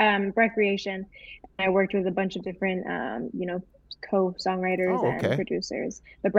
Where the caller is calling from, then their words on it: Langley, British Columbia, Canada; I'm in Langley currently, Langley, British Columbia.